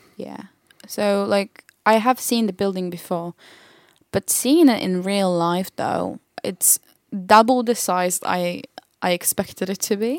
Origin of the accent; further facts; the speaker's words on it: Poland; English is a second language; now in England; the English I learned in school, it was the Polish English